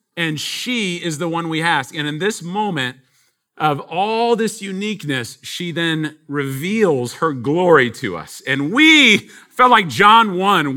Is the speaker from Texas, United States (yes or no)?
yes; Texas, United States; we're from Texas. Um, we're out of town here, first time